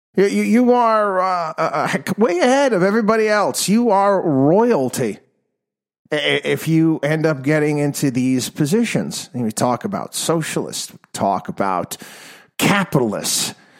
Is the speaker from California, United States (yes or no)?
no; New York, United States; my home state now included here, the state of New York